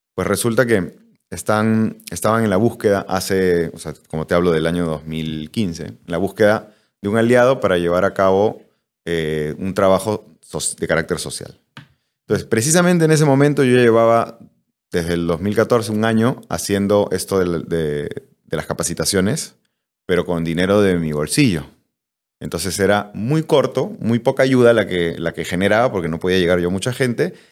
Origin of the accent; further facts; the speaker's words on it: Peru; yo soy cocinero peruano